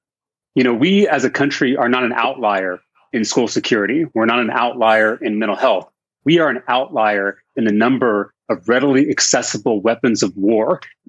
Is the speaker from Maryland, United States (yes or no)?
no; Texas, United States; as a Texan